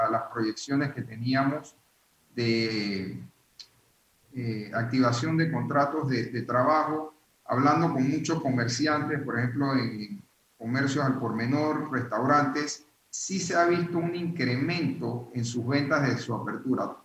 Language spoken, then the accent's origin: Spanish; Panama; nosotros como panameños